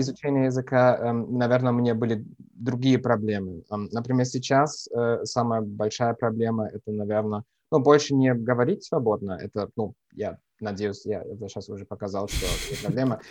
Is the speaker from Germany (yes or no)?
yes; Düsseldorf, North Rhine-Westphalia, Germany; Russian is a second language; moved away as an adult; now in Bavaria, Germany; я родился в, эм, в Северной Германии, в малень, маленьком городе, ну, для русских стандартов, маленьком городе Дюссельдорфе